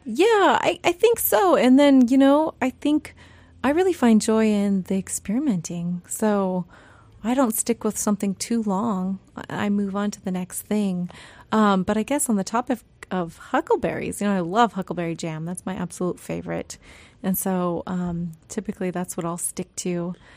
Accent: Yakutat, Alaska, United States; now in Sitka, United States; growing up in Yakutat

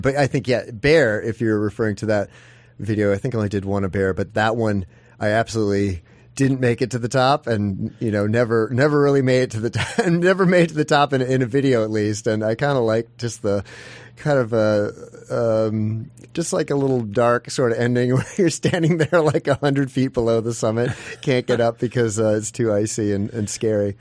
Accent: Midwest, United States; moved away as an adult; now in Alaska, United States; I'm originally from the Midwest

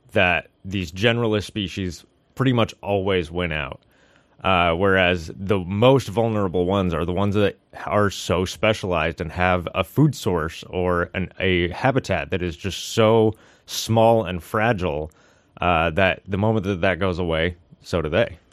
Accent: Seattle, Washington, United States; moved away as an adult; also born or lived in Puget Sound; now in Sitka, United States; I'm originally from Washington, uh, the Seattle area

